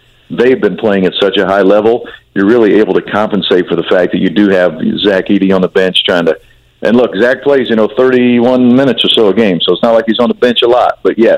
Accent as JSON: {"language": "English", "region": "Indiana", "country": "United States", "tie": "born or raised there", "said": "having grown up, born and raised in Indiana, you know, I was born in 1970"}